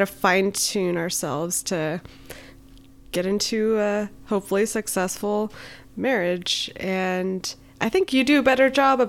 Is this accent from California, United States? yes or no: yes; Northern California, United States; moved away as an adult; I have amazing Mexican parents. I'm originally from NorCal and I came to SoCal for school. I stayed for work